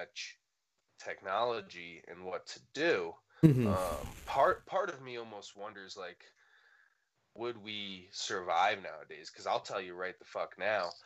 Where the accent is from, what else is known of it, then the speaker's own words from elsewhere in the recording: New England, United States; So we're from New England, in the Northeast in general